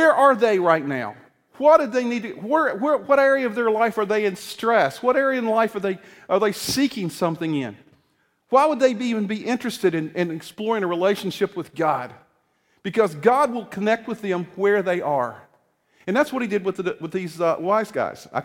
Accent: East Coast, United States; moved away as an adult; now in Illinois, United States; I grew up on the East Coast

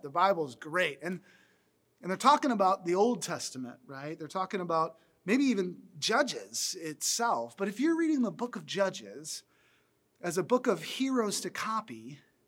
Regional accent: the South, United States; I grew up in the South where we ate biscuits a lot

